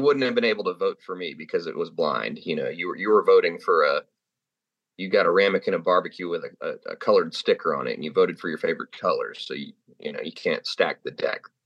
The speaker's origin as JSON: {"language": "English", "region": "California", "country": "United States", "moved": "yes", "said": "I'm from California"}